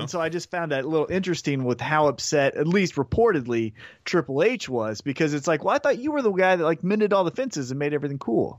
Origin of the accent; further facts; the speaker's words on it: Independence, Missouri, United States; I'm from Independence, Missouri